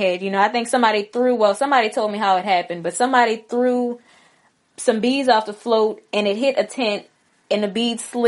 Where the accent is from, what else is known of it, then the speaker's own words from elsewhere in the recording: New Orleans, Louisiana, United States; also born or lived in Grambling, Louisiana; today I'm in my hometown, New Orleans